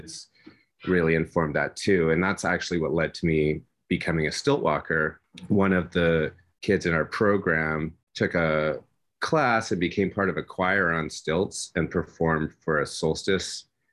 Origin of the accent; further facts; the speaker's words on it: Vancouver, British Columbia, Canada; moved away as an adult; I don't live in my hometown, I've really lost a lot of the relationships with the artists that I went to school